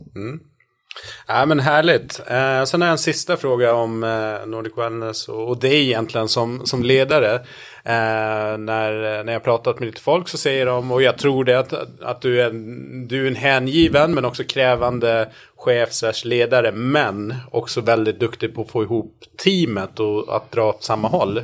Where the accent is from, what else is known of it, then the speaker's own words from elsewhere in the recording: Gotland, Sweden; now in Stockholm, Sweden; i Stockholm där jag bor och sen är jag uppvuxen på Gotland